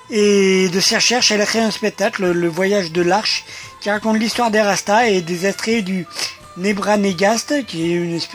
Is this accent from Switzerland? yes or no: no; Montfermeil, Île-de-France, France; Moi, je suis né à Montfermeil.